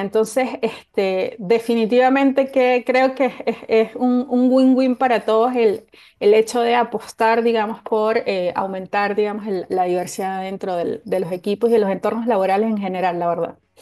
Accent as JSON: {"language": "Spanish", "country": "Venezuela", "moved": "yes", "said": "en mi país de origen, en Venezuela"}